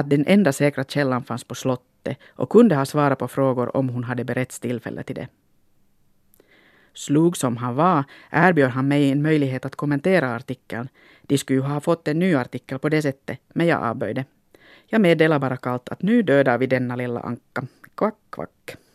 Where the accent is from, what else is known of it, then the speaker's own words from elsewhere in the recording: Finland; Likt en äkta finlandssvensk sitter jag nu här och funderar på min identitet. Nå, så som många människor som har flyttat från ett sammanhang till ett annat är jag väl mest av allt en blandning av olika saker.